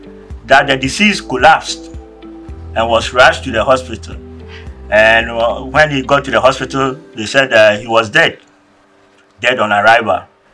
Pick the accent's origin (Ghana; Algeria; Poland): Ghana; being Ghanaian